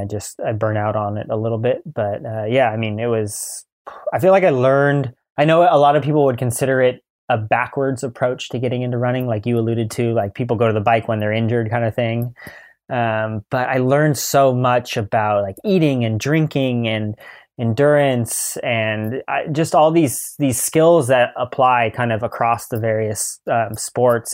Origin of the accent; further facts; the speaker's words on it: Mill Valley, California, United States; growing up on Tam and in Mill Valley